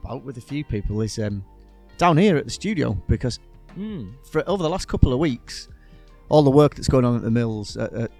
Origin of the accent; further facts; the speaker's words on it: Teesside, North East England, United Kingdom; accent: Teesside; now in Yorkshire, United Kingdom; Craythorn, my old neck of the woods, back up in Teesside.